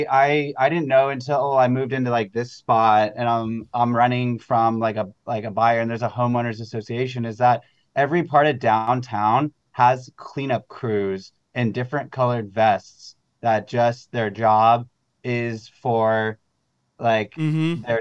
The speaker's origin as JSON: {"language": "English", "town": "Manhattan Beach", "region": "California", "country": "United States", "tie": "born or raised there", "lives_now": "Los Angeles, United States", "said": "growing up in Manhattan Beach, like uh, after I came back from college, I wanted to change a pace and like wanted not Hollywood, but so I've been downtown for like 12 years now."}